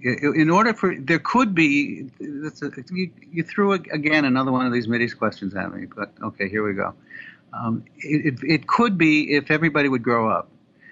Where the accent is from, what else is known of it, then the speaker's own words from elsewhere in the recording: United States; So because we're American and we're journalistic and we have the ability to go places that Israeli citizens can't and Israeli journalists can't